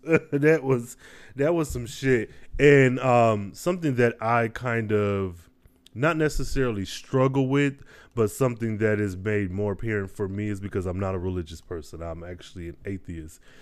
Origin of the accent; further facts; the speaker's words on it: Midwest, United States; I was raised in the Midwest.